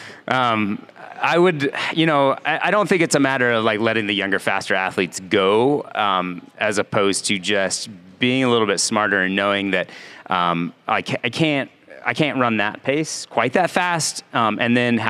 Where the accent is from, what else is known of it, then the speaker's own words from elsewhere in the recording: Elk Grove, California, United States; now in Bend, United States; I grew up in Elk Grove